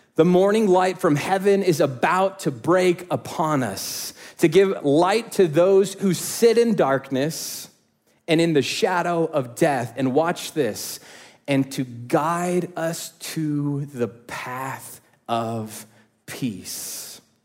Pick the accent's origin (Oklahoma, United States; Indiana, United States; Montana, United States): Indiana, United States; I grew up in Indiana, and so I know hot and humid